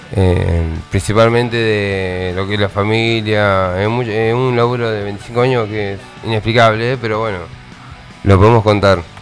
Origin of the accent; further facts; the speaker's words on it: Tandil, Buenos Aires Province, Argentina; somos todos amigos, somos de Tandín.